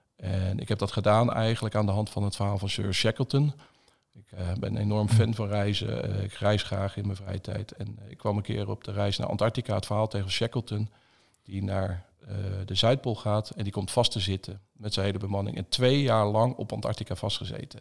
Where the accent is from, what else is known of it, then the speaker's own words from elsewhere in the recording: Zevenhuizen, South Holland, Netherlands; also born or lived in Bruges, Belgium; Zevenhuis onder de rook van Rotterdam opgegroeid